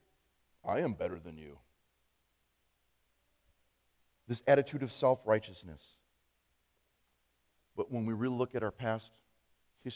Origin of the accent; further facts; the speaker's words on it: United States; as an American Christian, not just as a pastor